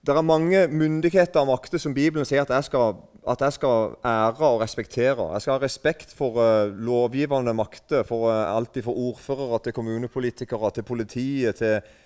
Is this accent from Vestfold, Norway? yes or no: no; Eiken, Agder, Norway; accent: mix of Rogaland and Sørlandet dialect; kommer fra Eiken. og Der snakker vi en slags blanding av um, Nå er ikke jeg en veldig god representant for dialekten min